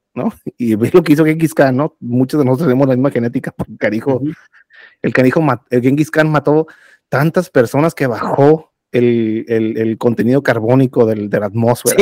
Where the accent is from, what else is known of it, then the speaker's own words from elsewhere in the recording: Mexico; soy mexicano